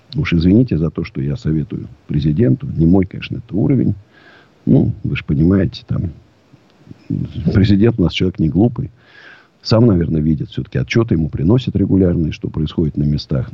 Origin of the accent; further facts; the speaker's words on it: Moscow, Russia; я даже не россиянин, я москвич даже